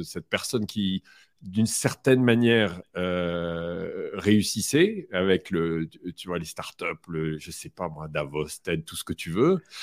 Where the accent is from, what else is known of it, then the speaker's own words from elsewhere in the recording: France; je suis français